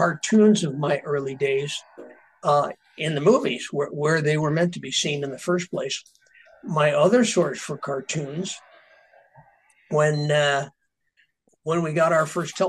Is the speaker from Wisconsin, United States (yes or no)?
no; a very small farm town in Illinois, United States; there wasn't a whole lot to do in my town. I come from a very small farm town in Illinois